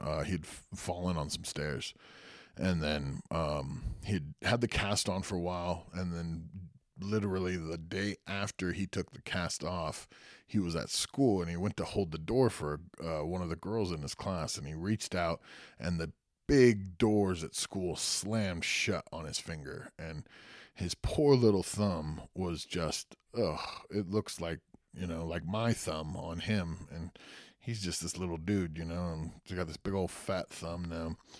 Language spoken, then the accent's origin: English; Santa Cruz, California, United States; went to high school and was born in Santa Cruz, California